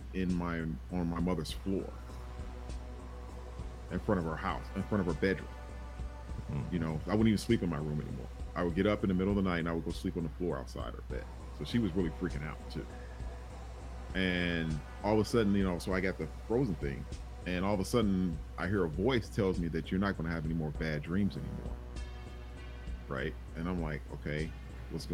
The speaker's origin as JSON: {"language": "English", "town": "Chicago Heights", "region": "Illinois", "country": "United States", "tie": "born or raised there", "said": "when I was a kid, growing up in Chicago Heights"}